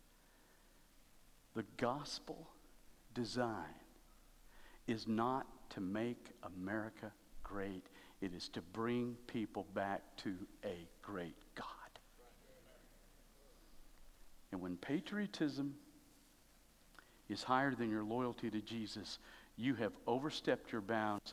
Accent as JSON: {"language": "English", "country": "United States", "said": "I love being an American"}